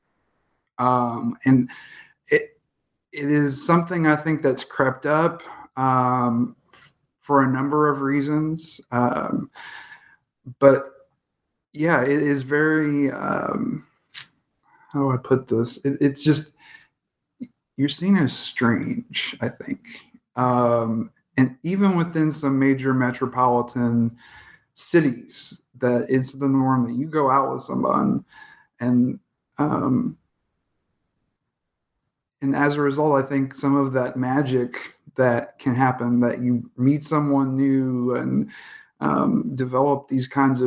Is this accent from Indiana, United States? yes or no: yes; Indianapolis, Indiana, United States; as a kind of goth kid growing up in Indianapolis